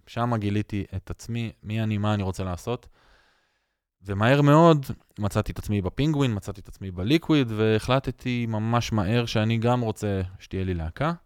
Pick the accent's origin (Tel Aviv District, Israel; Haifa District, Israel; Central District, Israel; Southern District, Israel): Tel Aviv District, Israel; Jaffa; אני נולדתי ביפו, ואני אוהד של מכבי יפו, וגדלתי בתוך הכור היתוך